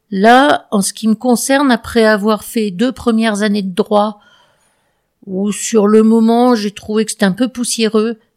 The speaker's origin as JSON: {"language": "French", "town": "Saintes", "region": "Nouvelle-Aquitaine", "country": "France", "tie": "born or raised there", "also_born_or_lived": "Morocco / Valence", "said": "mes parents voyageant beaucoup, je suis originaire plutôt de Sainte, en Charente-Maritime, mhm. puis on s'est retrouvé au Maroc, et puis rapatrié en France euh, euh, à, à Valence, où j'ai fait mon lycée."}